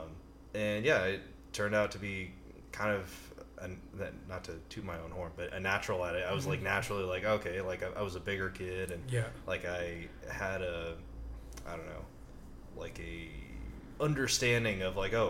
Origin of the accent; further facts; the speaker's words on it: Pleasanton, California, United States; I was actually doing an internship in my hometown, Pleasanton, California